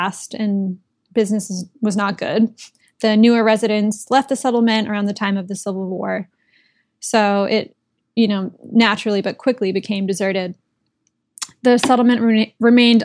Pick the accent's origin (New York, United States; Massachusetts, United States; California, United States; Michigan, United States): Massachusetts, United States; I grew up in Massachusetts